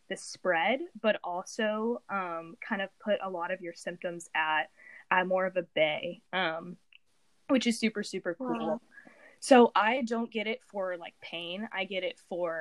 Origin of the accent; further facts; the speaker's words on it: Indiana, United States; I'm from Indiana, like Will